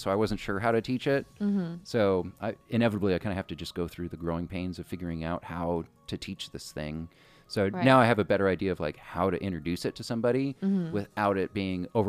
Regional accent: Southern California, United States; moved away as an adult; also born or lived in New Zealand; I'm born and raised, I'm fifth generation Southern Californian

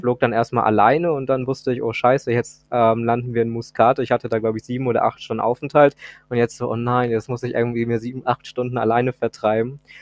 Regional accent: Hamburg, Germany; ich komme aus Hamburg

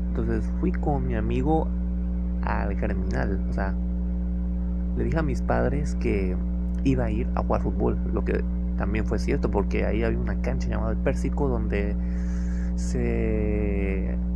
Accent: Ciudad Madero, Tamaulipas, Mexico; ¿Qué voy a estar haciendo en Altamira? Si yo soy de Madero.

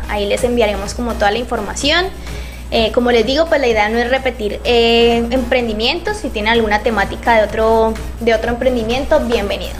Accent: Palmira, Valle del Cauca, Colombia; yo soy de Palmira

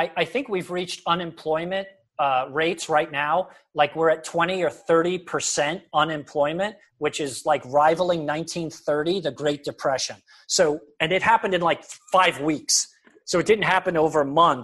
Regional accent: United States; I was just born in America

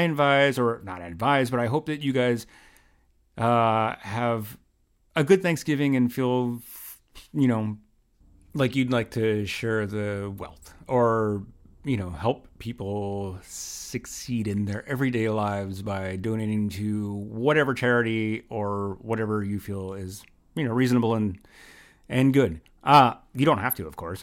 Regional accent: Philadelphia, Pennsylvania, United States; now in New York, United States; in Philly because I always feel like it goes further in my hometown

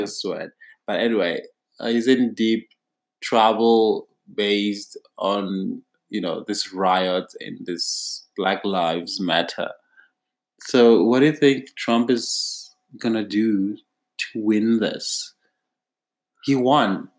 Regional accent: South Africa; as a South African

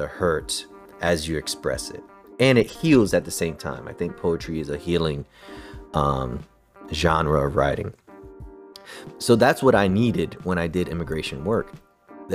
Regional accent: New York City, New York, United States; also born or lived in Connecticut / New Jersey; I was born in Brooklyn, grew up in the city, all around the tri-state area

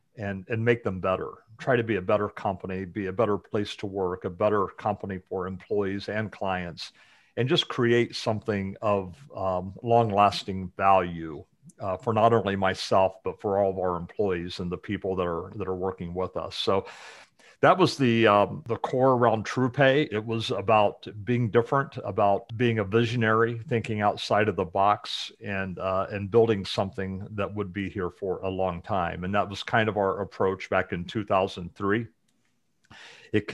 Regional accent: Muncie, Indiana, United States; But about me, I grew up in Indiana, in the Muncie area, just north of Indy.

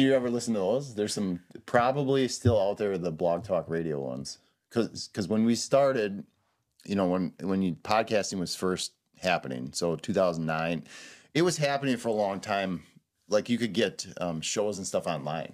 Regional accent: Southeastern Wisconsin, United States; also born or lived in Madison, Wisconsin / La Crosse, Wisconsin / De Pere, Wisconsin / Denver, Colorado; now in Hayward, United States; I'm from Southeastern Wisconsin

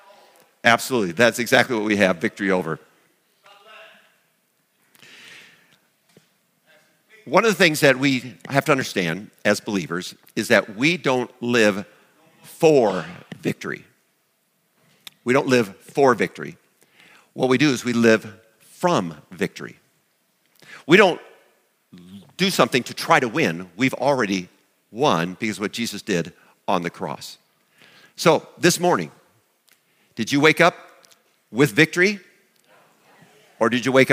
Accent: Chancellor, South Dakota, United States; when I was growing up in Chancellor

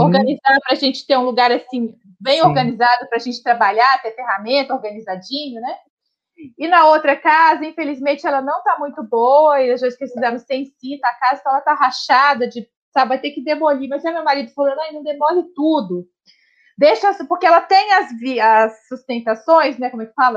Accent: Minas Gerais, Brazil; now in Brasília, Brazil; sou mineira

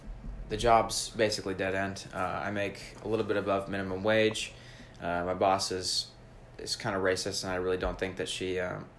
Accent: Atlanta, Georgia, United States; So I grew up in Atlanta with my mom. She was single.

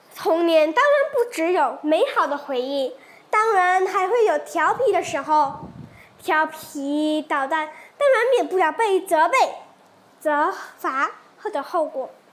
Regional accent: Pahang, Malaysia; also born or lived in Kuantan; 今年十二岁，就读关丹高明琴华文学校。我出生于马西亚旁夯州，我住在关丹

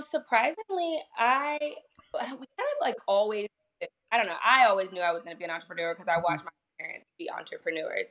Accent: Northern Virginia, United States; moved away as an adult; also born or lived in Washington D.C. area / Sterling, Virginia / Ashburn, Virginia / Leesburg, Virginia; I originally grew up in Northern Virginia

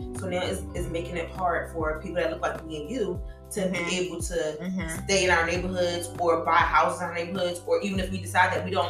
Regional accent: Philadelphia, Pennsylvania, United States; I can't afford to live in a neighborhood I grew up in. I grew up in North Philly, mm-hmm. and I can't afford to live in that motherfucker.

